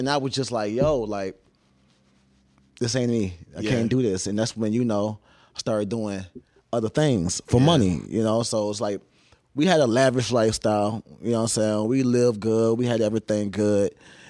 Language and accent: English; Savannah, Georgia, United States; I grew up in Savannah, Georgia.